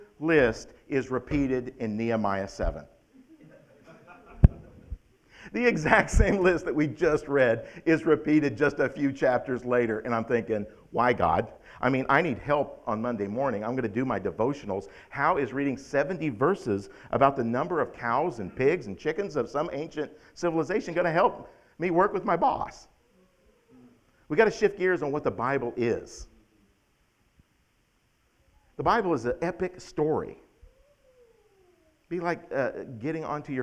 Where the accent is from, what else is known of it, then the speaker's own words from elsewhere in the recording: United States; As an American